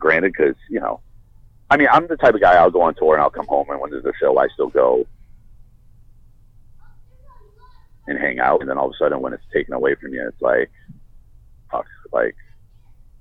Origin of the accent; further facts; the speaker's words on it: Boston, Massachusetts, United States; I grew up in Boston